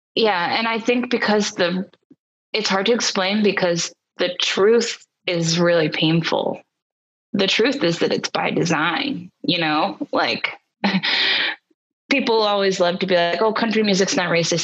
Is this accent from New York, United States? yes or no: yes; New York City, New York, United States; moved away as an adult; also born or lived in Boston; now in Nashville, United States; I grew up in New York City